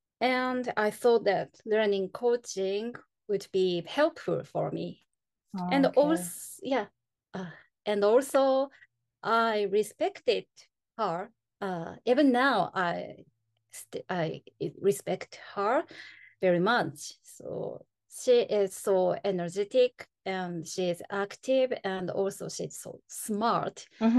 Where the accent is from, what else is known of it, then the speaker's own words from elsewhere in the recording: Sendai, Miyagi, Japan; English is a second language; I'm originally from Miyagi Prefecture, Sendai City.